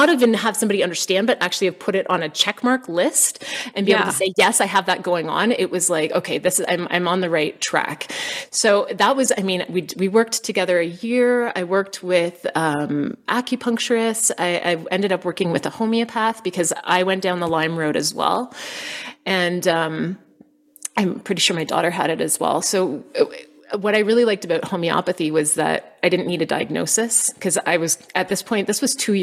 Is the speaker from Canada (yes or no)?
yes; Canada; moved away as an adult; also born or lived in United States / Costa Rica; So we're Canadian. And so we also lived in the States and then we went to Costa Rica